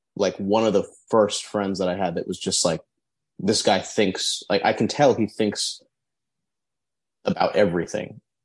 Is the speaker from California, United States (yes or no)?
yes; Torrance, California, United States; We're from or I'm from Torrance